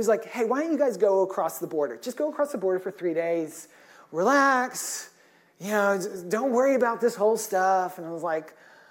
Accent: Granbury, Texas, United States; moved away as an adult; now in Berlin, Germany; I grew up in Granbury

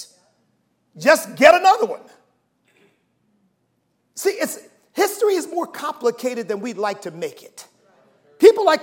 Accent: United States; I am an American.

